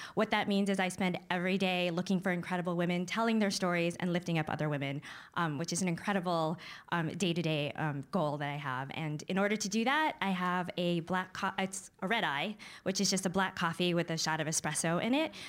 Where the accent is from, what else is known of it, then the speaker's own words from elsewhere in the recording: Syracuse, New York, United States; I was growing up in Syracuse. It was a predominantly white suburb